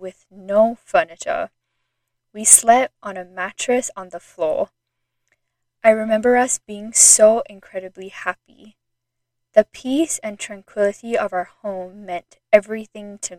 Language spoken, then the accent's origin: English; Singapore; moved away as an adult; also born or lived in Idaho, United States; I was born and raised in Singapore, and when I was 18, I moved to the state of Idaho in the United States to attend university